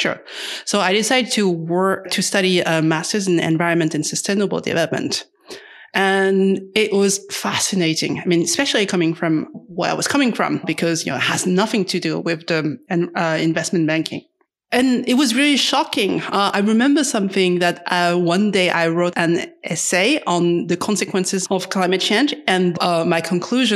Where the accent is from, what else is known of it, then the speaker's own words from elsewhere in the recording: Paris, Île-de-France, France; I'm from Paris in France